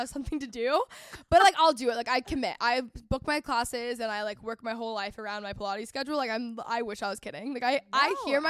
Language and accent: English; North Texas, United States; I grew up in North Texas, like really competitive region for sports.